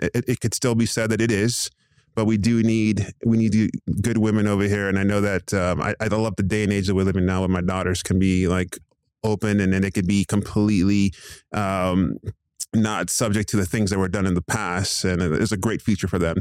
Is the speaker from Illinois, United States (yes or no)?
no; Southern California, United States; now in Phoenix, United States; I was born in Southern California, born and raised in Southern California, moved over here to the Phoenix Val, uh, Valley Metro area.